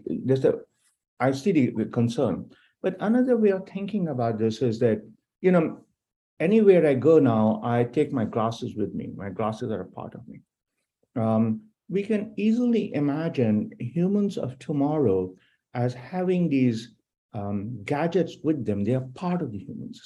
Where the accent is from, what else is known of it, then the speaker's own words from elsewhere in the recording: India; now in United States; I'm originally from India